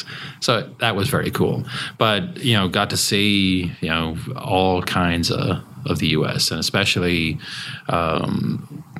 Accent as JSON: {"language": "English", "town": "Dublin", "region": "Leinster", "country": "Ireland", "tie": "born or raised there", "also_born_or_lived": "Cork, Ireland / Terre Haute, Indiana", "moved": "as an adult", "lives_now": "Bardstown, United States", "said": "I grew up in Dublin in Ireland"}